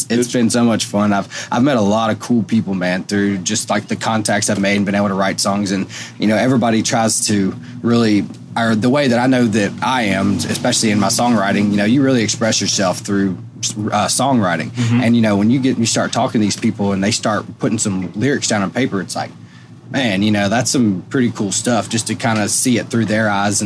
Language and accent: English; Shreveport, Louisiana, United States; moved away as an adult; now in Nashville, United States; moved up from Shreveport, Louisiana, and went to school back home there